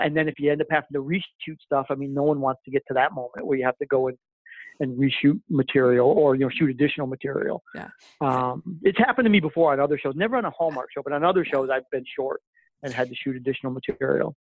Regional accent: Flint, Michigan, United States; moved away as an adult; also born or lived in Vancouver; I'm originally from Flint, Michigan, and um, so I grew up there

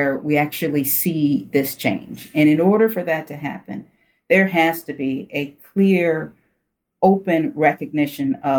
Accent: Detroit, Michigan, United States; I grew up in Detroit

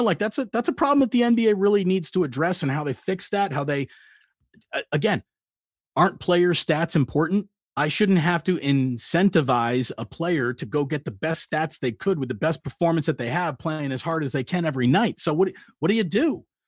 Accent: East Coast, United States; moved away; growing up on the East Coast

